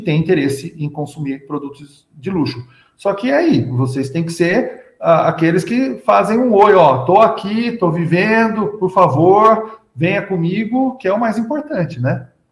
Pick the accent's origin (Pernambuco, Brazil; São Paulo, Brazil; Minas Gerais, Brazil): São Paulo, Brazil; Eu sou de São Paulo